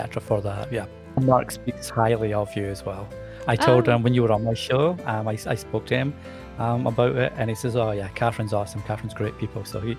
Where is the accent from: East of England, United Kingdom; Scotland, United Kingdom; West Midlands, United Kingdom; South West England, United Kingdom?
Scotland, United Kingdom; Edinburgh; accent: Scottish; now in England; So the funny thing is, I obviously have a Scottish accent. but I find it's a very soft accent compared to a lot of accents that you can hear. And I certainly had a stronger accent when I was younger in Edinburgh.